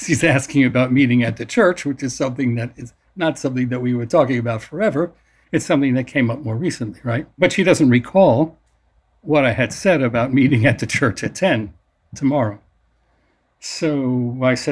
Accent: New York City, New York, United States; I grew up in New York City

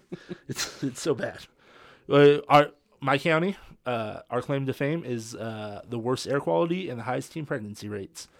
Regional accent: California, United States; I'm from California

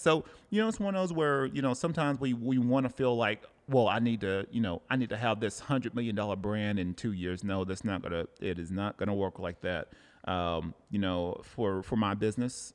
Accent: Cleveland, Tennessee, United States; now in Oceanside, United States; Cleveland, Tennessee. That's my hometown.

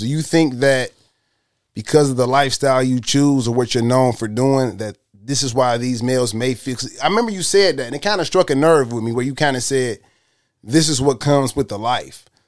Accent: Detroit, Michigan, United States; I'm from Detroit

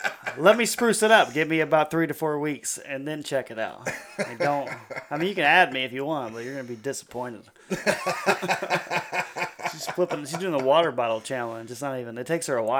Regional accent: Texas, United States; I was born in Texas

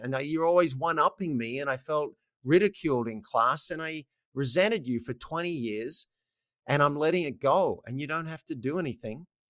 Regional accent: Australia; moved away; I'm Australian

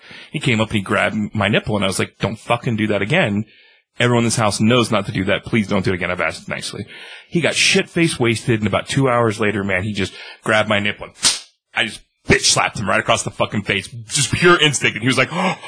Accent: San Diego, California, United States; I grew up in San Diego, California

